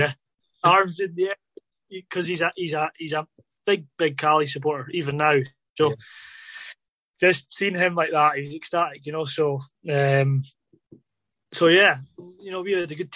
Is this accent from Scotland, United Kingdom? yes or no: yes; Inverness, Scotland, United Kingdom; I grew up in Inverness